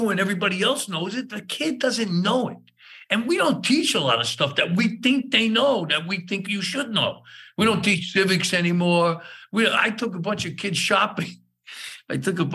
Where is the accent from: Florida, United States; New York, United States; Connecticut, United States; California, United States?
New York, United States; New York City; I grew up in East New York and Brooklyn